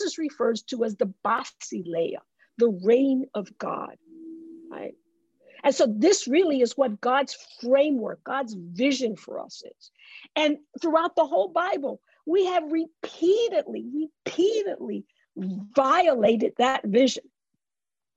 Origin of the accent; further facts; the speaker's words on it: New York City, New York, United States; I grew up in the Bronx